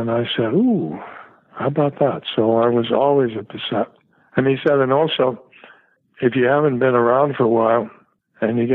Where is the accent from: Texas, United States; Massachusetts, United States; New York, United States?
New York, United States; I'm from New York